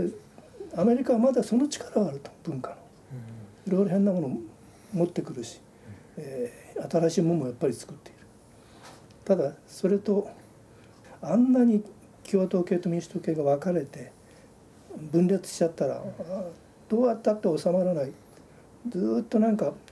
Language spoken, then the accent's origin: Japanese; Obihiro, Hokkaido, Japan; born there; ずっと北の方に。はい、で外れで生まれてよかったなと思うんですよ。